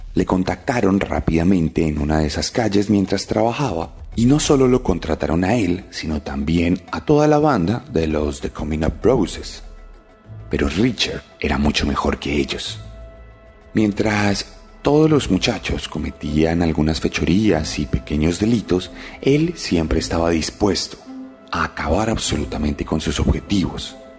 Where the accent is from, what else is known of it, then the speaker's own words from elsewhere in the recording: Colombia; aquí en Colombia